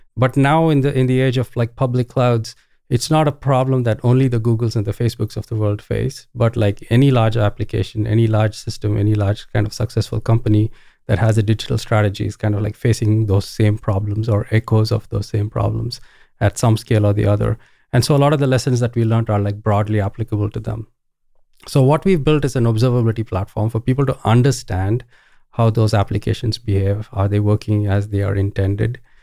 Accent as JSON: {"language": "English", "town": "Bangalore", "region": "Karnataka", "country": "India", "tie": "born or raised there", "also_born_or_lived": "Ohio, United States", "moved": "as an adult", "said": "I grew up in India. This is in Bangalore, India."}